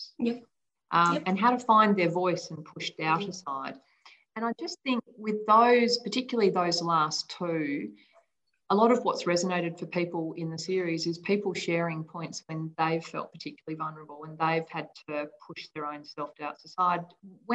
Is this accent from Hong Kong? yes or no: yes; Hong Kong; moved away; I grew up in Hong Kong